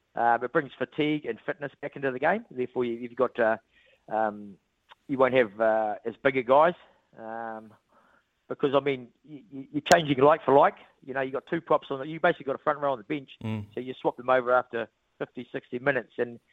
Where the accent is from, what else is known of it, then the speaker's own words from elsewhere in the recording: Hawke's Bay, New Zealand; I really enjoyed my time in Dunedin. Obviously, I'm from Hawke's Bay, but got a special affinity with the place